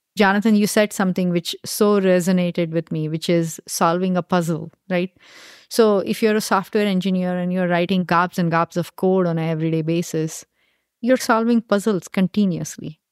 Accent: India; moved away as an adult; now in United States; I grew up in India and did my undergrad in India, and then I came here to do my graduate school

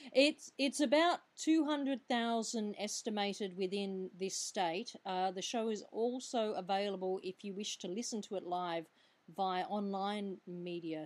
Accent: Perth, Western Australia, Australia; born or raised there

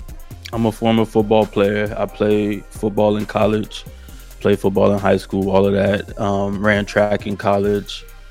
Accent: Jacksonville, Florida, United States; now in West Coast, United States; originally, I'm from Florida. I'm from Jacksonville, Florida.

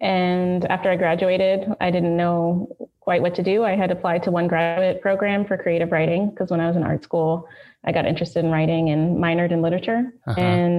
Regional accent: South Florida, United States; moved away as an adult; also born or lived in northern Nigeria / Baltimore; I'm from South Florida, and my father is from Ghana, and he came to the U.S. after he met my mother.

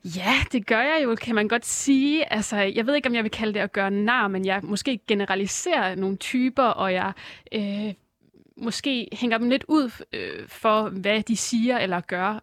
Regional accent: Aarhus and Herning, Central Denmark Region, Denmark; moved away as an adult; now in Copenhagen, Denmark; alle mine venner var øh, tilbage i Aarhus og Herning, hvor jeg kommer fra

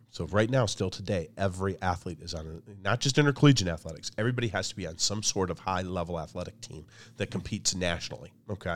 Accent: Michigan, United States; my background is I grew up in a small town in Michigan

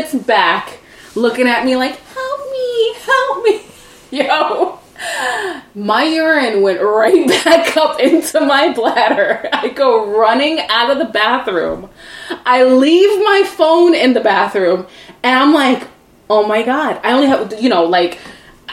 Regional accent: New York City, New York, United States; moved away as an adult; also born or lived in Brooklyn, New York; I grew up on Staten Island

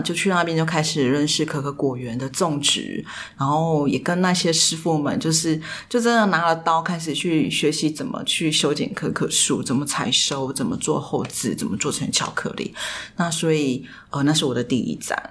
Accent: Taipei, Taiwan; moved away as an adult; now in Pingtung, Taiwan; 虽然说我是屏东人，可是我其实是从小在台北长大

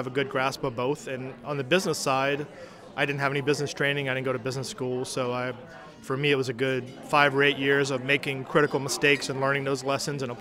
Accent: Thibodaux, Louisiana, United States; moved away as an adult; now in Acadiana, United States; I was born and raised in Thibodaux

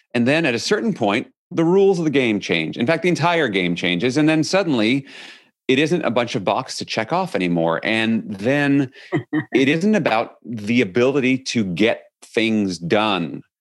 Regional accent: New York City, New York, United States; I grew up in New York City

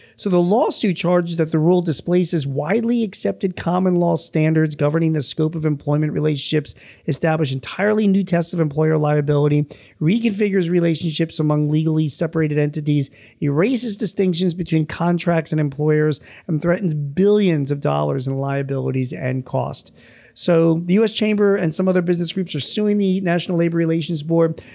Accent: Philadelphia, Pennsylvania, United States; my hometown

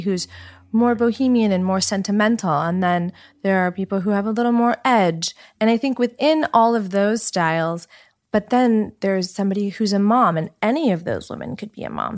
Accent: Los Angeles, California, United States; also born or lived in New York / Colorado / San Francisco; I grew up in Los Angeles, so born and raised.

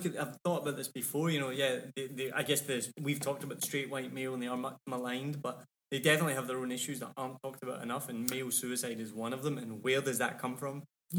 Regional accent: Scotland, United Kingdom; I blame it on me being Scottish

